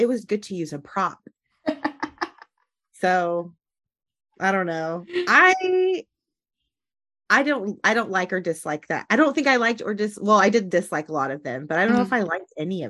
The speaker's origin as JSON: {"language": "English", "area": "suburbs of Dallas", "region": "North Texas", "country": "United States", "tie": "born or raised there", "also_born_or_lived": "New Orleans / Jackson County, Kentucky", "moved": "as an adult", "lives_now": "Lexington, United States", "said": "Because I'm from North Texas, so like the suburbs of Dallas"}